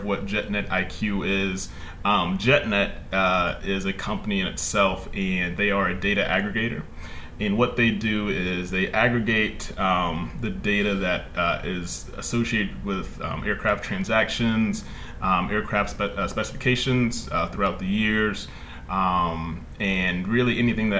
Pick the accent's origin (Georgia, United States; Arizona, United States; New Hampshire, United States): Georgia, United States; Fayetteville; I'm from Fayetteville, Georgia. It's a small town just about 20 minutes south of the city